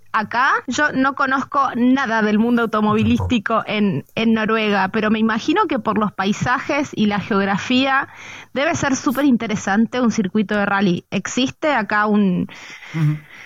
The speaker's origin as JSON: {"language": "Spanish", "country": "Argentina", "said": "en, Argentina le decimos la hinchada"}